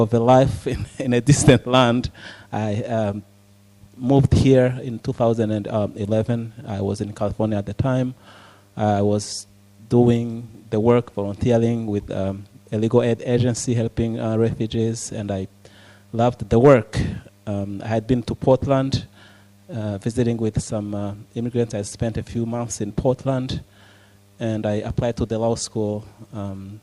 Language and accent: English; Rwanda; moved away; I was born in Rwanda